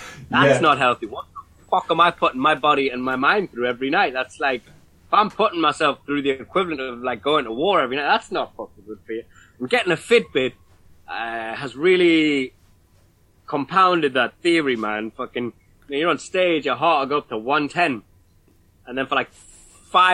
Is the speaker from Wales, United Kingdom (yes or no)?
no; Newcastle upon Tyne, North East England, United Kingdom; as a kid growing up in Newcastle